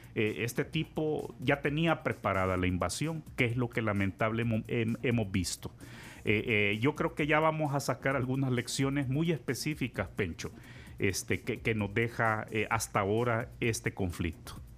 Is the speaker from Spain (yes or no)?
no; El Salvador